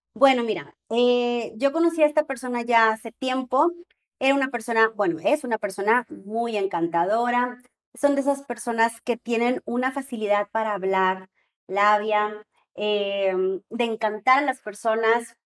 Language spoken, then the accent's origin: Spanish; Monterrey, Nuevo León, Mexico; yo soy de Monterrey y estamos aquí en Guadalajara